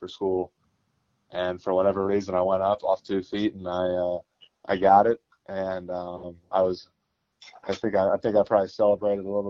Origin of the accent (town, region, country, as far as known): Indianapolis, Indiana, United States; born or raised there